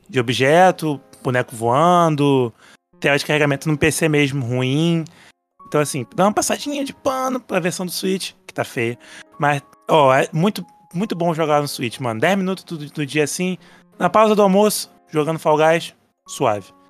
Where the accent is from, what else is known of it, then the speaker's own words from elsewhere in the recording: Rio de Janeiro, Brazil; só que eu sou do Rio